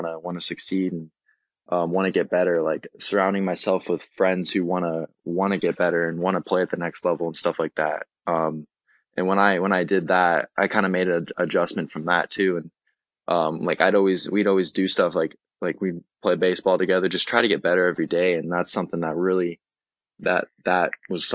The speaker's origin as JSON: {"language": "English", "town": "San Diego", "region": "California", "country": "United States", "said": "I'm from San Diego"}